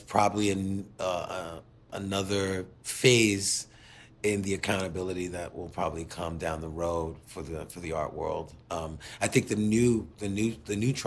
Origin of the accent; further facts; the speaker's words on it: United States; as an American